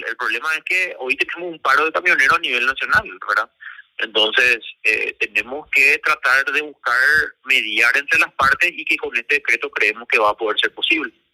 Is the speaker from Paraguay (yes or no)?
yes; Paraguay; Como paraguayo